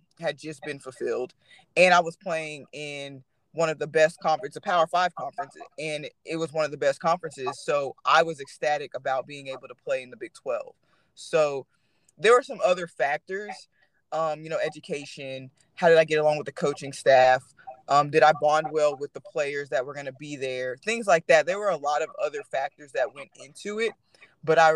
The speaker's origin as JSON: {"language": "English", "region": "Texas", "country": "United States", "tie": "born or raised there", "said": "growing up in Texas"}